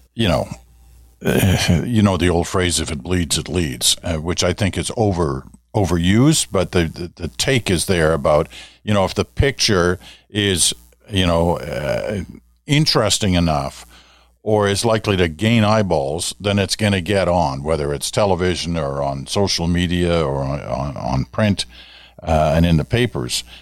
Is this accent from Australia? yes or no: no; Ottawa, Ontario, Canada; growing up in Ottawa